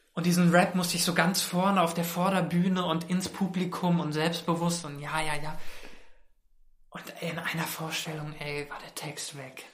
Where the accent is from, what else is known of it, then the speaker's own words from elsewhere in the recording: Mainz, Rhineland-Palatinate, Germany; now in Berlin, Germany; ich komme ja aus Mainz und Mainz ist so eine süße mittelgroße Stadt